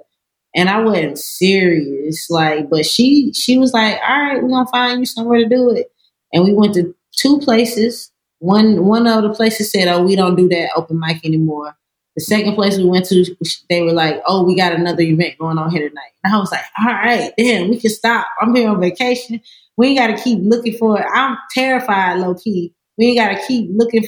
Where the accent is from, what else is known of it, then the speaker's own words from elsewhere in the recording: Hampstead, North Carolina, United States; also born or lived in Gaffney, South Carolina; Born in Gaffney, South Carolina. Raised pretty much most of my childhood in Hampstead, North Carolina.